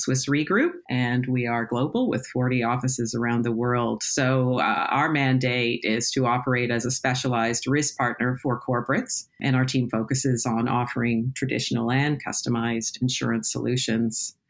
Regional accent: Toronto, Ontario, Canada; moved away as an adult; also born or lived in United Kingdom; now in London, United Kingdom; As you may tell from my accent, I'm originally from Toronto, Canada

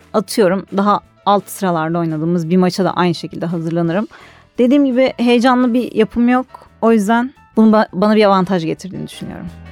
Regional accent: Istanbul, Turkey; 1990 yılında İstanbul'da doğdum.

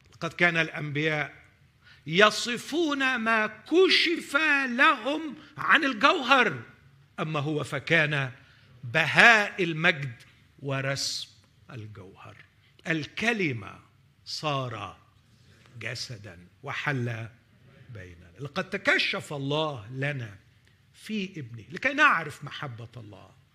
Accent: Egypt; أننا كمصريين نعيش على ضفاف نهر النيل

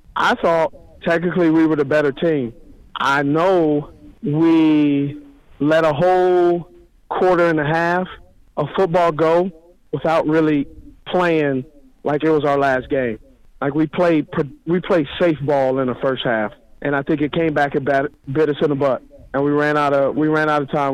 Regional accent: Los Angeles, California, United States; the porch I was raised on was in Los Angeles, California, very tough upbringing

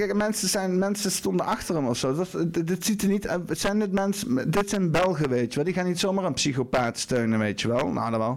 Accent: Netherlands; Ik ben Nederlander

